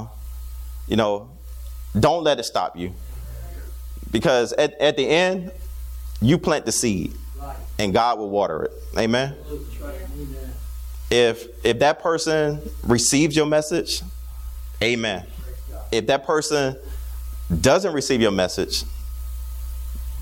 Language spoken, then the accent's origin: English; Newport News, Virginia, United States; Growing up in Newport News, Virginia